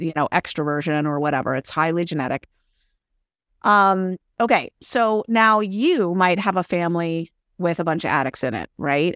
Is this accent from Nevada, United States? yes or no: no; San Francisco, California, United States; also born or lived in San Jose / Berkeley; I'm from San Francisco originally, born and raised.